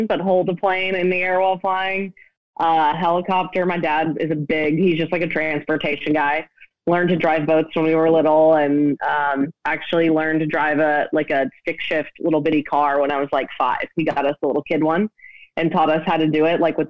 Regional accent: Nashville, Tennessee, United States; I grew up in Nashville, live here now.

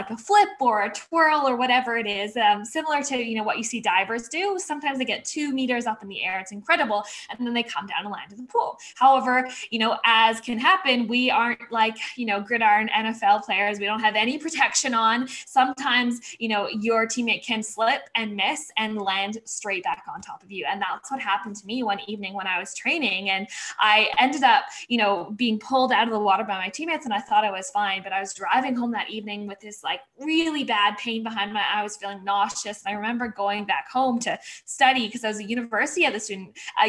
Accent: Vancouver, British Columbia, Canada; So I grew up in Vancouver, Canada.

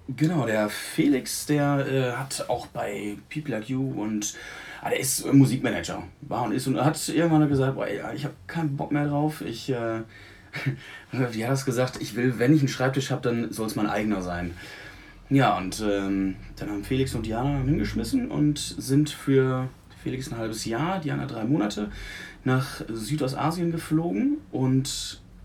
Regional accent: Münsterland, North Rhine-Westphalia, Germany; moved away as an adult; auf dem Land, wo ich herkomme. Und ähm, da war dann ne, tatsächlich, ich wohne jetzt seit zehn Jahren nicht mehr

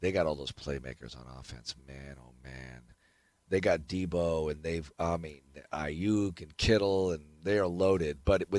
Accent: East Coast, United States; now in Houston, United States; I grew up on the East Coast

